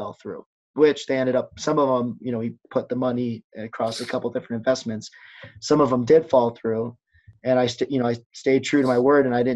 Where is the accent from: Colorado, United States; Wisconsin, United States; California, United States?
Colorado, United States; Denver; moved away as an adult; now in Colorado Springs, United States; I'm from Denver